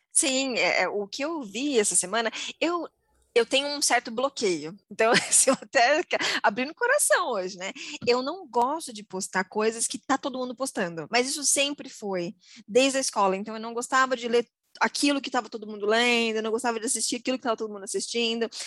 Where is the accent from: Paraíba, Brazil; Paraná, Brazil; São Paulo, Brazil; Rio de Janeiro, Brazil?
São Paulo, Brazil; Osasco; Eu sou de Osasco, a cidade que mais vende hot dog no Brasil